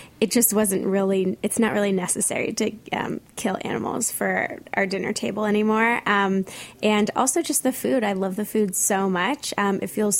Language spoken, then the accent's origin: English; Santa Monica, California, United States; now in New York, United States; I grew up in Santa Monica, which is right near the beach